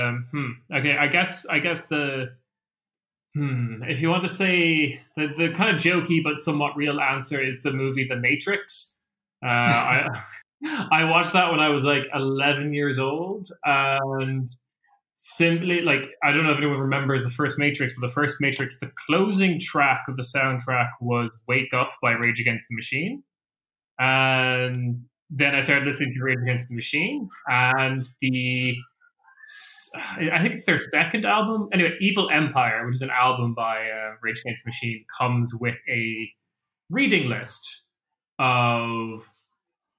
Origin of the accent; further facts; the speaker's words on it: Ireland; I'm from Ireland, which is a little different to like the rest of the English-speaking world, we got a lot of those like TV shows